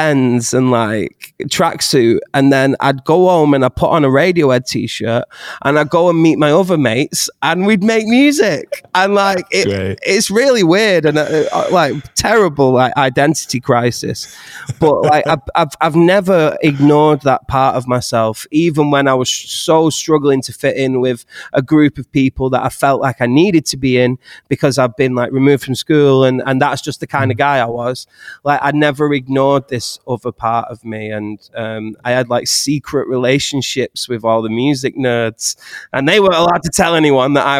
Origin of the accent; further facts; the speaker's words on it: Astley, North West England, United Kingdom; where I grew up in Astley